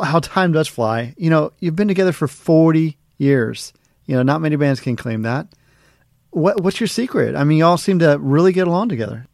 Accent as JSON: {"language": "English", "town": "Cincinnati", "region": "Ohio", "country": "United States", "tie": "born or raised there", "said": "in my hometown, I was in Cincinnati, Ohio."}